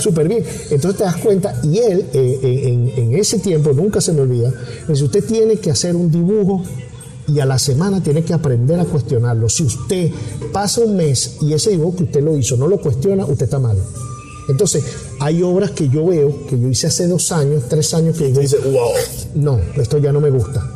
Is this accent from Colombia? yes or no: no; Venezuela; moved away as an adult; yo crecí en un país, yo me fui de Venezuela a los 45, 44 años, me fui, o sea, son prácticamente, te puedo decir, más de la mitad de mi vida la viví en Venezuela